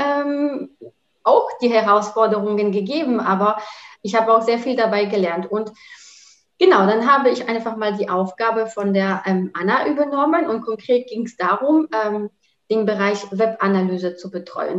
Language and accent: German; Rzeszów, Subcarpathian Voivodeship, Poland; German is a second language; moved away as an adult; also born or lived in Bielefeld, Germany / Cologne, Germany; now in Düsseldorf, Germany; Rzeszów, also zu der Stadt, wo ich herkomme